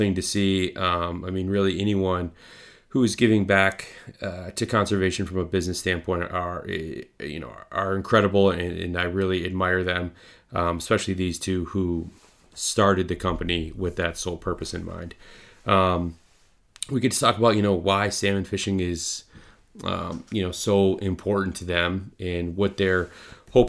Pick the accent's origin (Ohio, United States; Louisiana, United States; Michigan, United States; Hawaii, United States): Michigan, United States; Northern Lower; I grew up in Northern Lower Michigan.